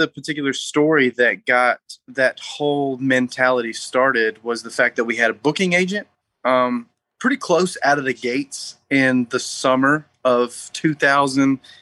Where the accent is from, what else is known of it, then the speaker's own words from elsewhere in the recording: North Alabama, United States; We're all from North Alabama